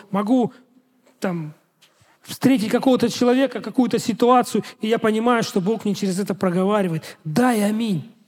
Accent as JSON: {"language": "Russian", "country": "Russia", "said": "я пастор из России"}